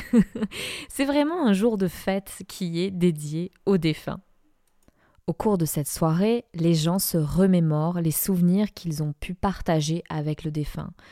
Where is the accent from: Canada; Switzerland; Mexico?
Mexico; Guadalajara, Jalisco; also born or lived in France; now in Dordogne, France; franco-mexicaine, je suis née à Guadalajara dans l'état de Jalisco